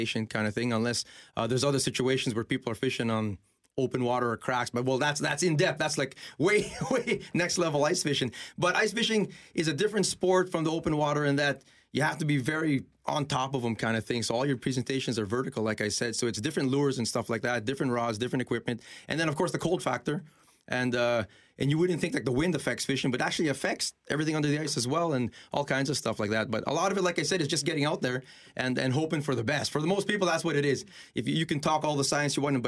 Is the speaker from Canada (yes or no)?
yes; Winnipeg, Manitoba, Canada; I'm born and raised in Winnipeg, born in Misericordia Hospital just down there